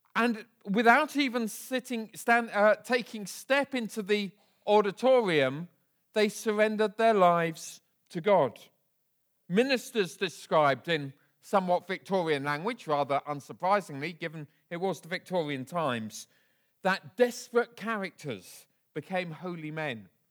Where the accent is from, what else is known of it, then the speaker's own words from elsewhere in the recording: Bedford, East of England, United Kingdom; I was raised in Bedford, a town about fifty miles north of here